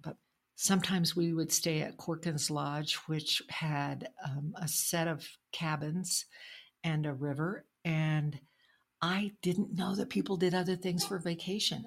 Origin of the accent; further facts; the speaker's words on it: Logan, New Mexico, United States; also born or lived in North Carolina; now in Santa Fe, United States; where I grew up, which is near Tucumcari, where I grew up in Logan